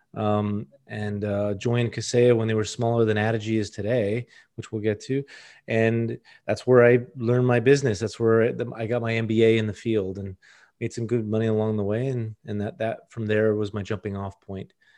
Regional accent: Miami, Florida, United States; From Miami, born at Mercy Hospital

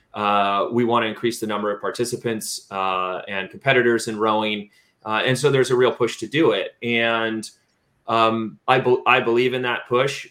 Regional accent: San Diego, California, United States; moved away as an adult; also born or lived in Berkeley, California; now in Waco, United States; I grew up in San Diego

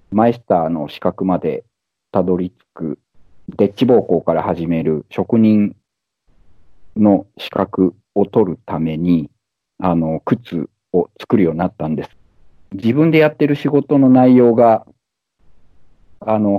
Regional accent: Shimonoseki, Yamaguchi, Japan; moved away as an adult; now in Munich, Germany; 私は今、ドイツのミュンヘンに住んでいて、えー、山口県の下関出身です。えー、1997年にドイツに来て、

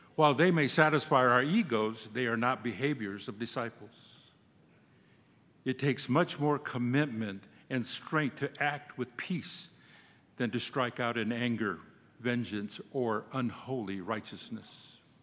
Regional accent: Cochiti Pueblo, New Mexico, United States; English is a second language; also born or lived in Santa Fe; I'm from the Cochitipueblo tribe in New Mexico. I was raised on the reservation by my grandfather

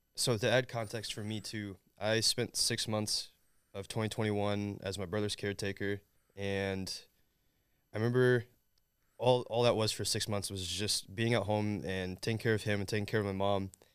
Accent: Southern Indiana, United States; I'm from Southern Indiana

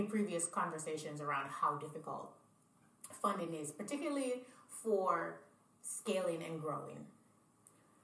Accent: Jamaica; moved away; also born or lived in Niger; I'm from Jamaica

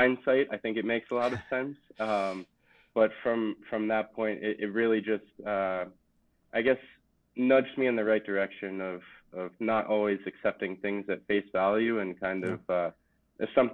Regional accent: Jersey Shore, New Jersey, United States; I grew up on the Jersey Shore

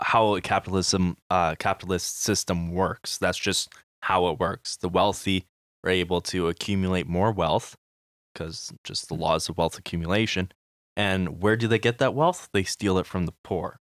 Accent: Manitoba, Canada; we are from Manitoba, we know M P

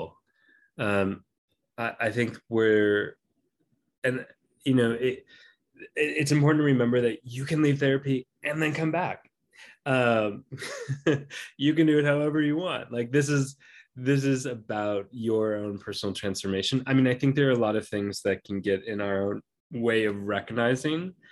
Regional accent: Minnesota, United States; moved away; I grew up in Minnesota for some years

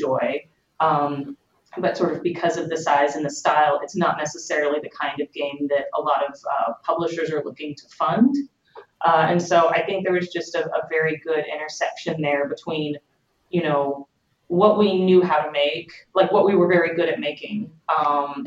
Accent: Katy, Texas, United States; moved away as an adult; also born or lived in Houston, Texas; now in California, United States; I'm originally from Katy, Texas, which is a suburb of Houston. Actually moved out to California to start Obsidian about 4.5 years ago.

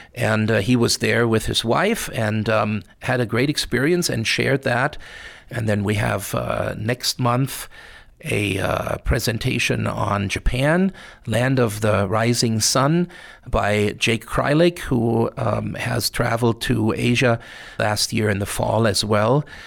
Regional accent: near Frankfurt, Hesse, Germany; now in Missoula, United States; I spend a lot of time, uh, growing up in Germany, uh, in Frankfurt, um, which, uh, was only about thirty miles away from where I grew up.

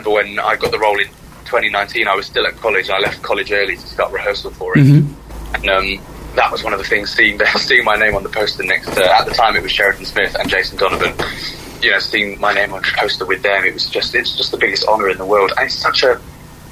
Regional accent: United Kingdom; as British people

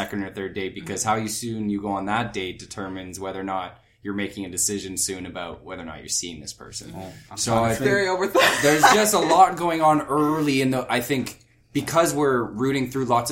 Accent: Ottawa, Ontario, Canada; now in Toronto, Canada; I'm from Ottawa

